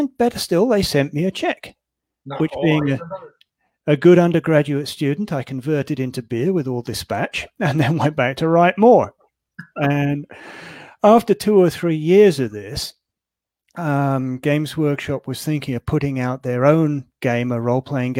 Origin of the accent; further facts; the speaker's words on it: England, United Kingdom; moved away as an adult; I was born in England and spent the first half of my life there.